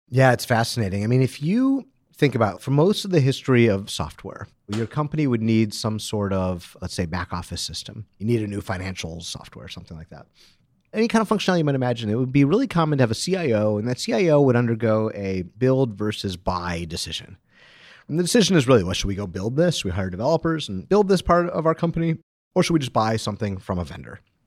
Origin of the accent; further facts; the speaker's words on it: Detroit, Michigan, United States; I'm from Detroit